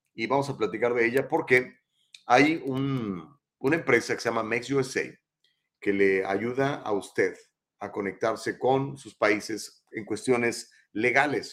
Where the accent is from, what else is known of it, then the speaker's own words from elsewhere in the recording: Mexico; now in United States; yo soy mexicano